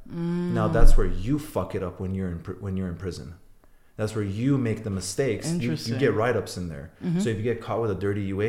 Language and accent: English; Iran; born there; So I'm Armenian. I was born in Iran, and we don't have a race in prison.